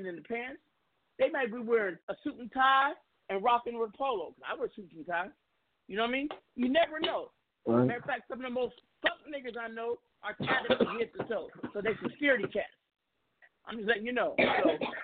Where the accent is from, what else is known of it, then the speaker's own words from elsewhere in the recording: West Coast, United States; I'm from the West Coast